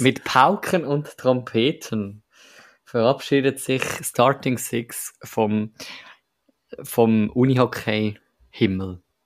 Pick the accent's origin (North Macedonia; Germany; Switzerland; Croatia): Switzerland; als Schweizer